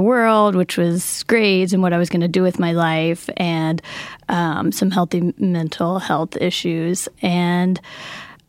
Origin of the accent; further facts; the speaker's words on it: Seattle, Washington, United States; I'm from Seattle, Washington